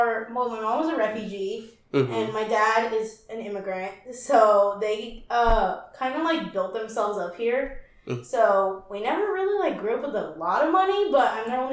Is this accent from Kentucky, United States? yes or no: yes; Louisville, Kentucky, United States; accent: southern; moved away as an adult; now in Bloomington, United States; I'm from Louisville, Kentucky, so I grew up there